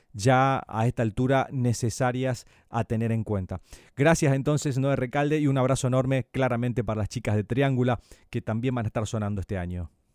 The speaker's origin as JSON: {"language": "Spanish", "region": "Corrientes", "country": "Argentina", "said": "como buen correntino"}